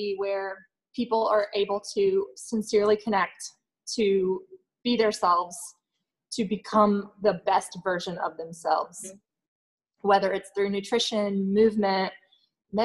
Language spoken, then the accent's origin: English; Greenville, United States; moved away as an adult; also born or lived in Charlotte; I'm from Greenville. My family is here, born and raised.